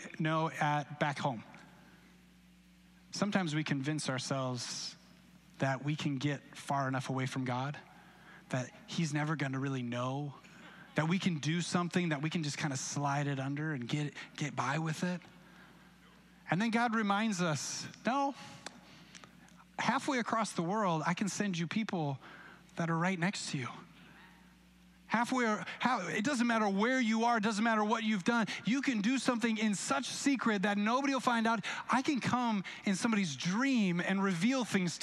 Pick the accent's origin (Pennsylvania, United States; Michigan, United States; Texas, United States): Michigan, United States; Grand Rapids; Grand Rapids